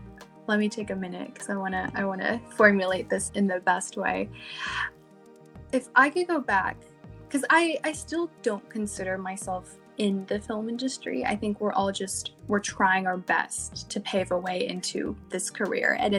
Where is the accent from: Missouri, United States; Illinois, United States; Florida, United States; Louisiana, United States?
Louisiana, United States; moved away as an adult; now in California, United States; I'm from Louisiana, but I'm now here for school.